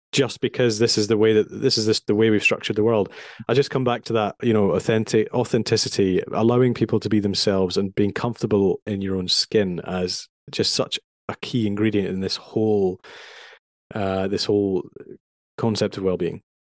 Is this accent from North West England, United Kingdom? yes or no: no; Edinburgh, Scotland, United Kingdom; moved away as an adult; also born or lived in London; I grew up in Edinburgh